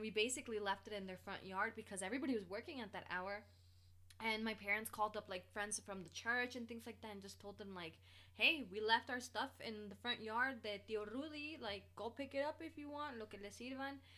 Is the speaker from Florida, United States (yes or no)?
yes; Bradenton, Florida, United States; moved away; we left Bradenton, Florida, in my hometown